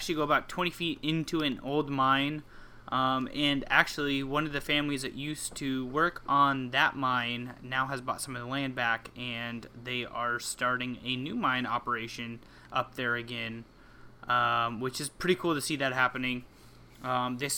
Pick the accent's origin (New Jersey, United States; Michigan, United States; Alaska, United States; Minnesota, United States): Alaska, United States; moved away; I was born here in Alaska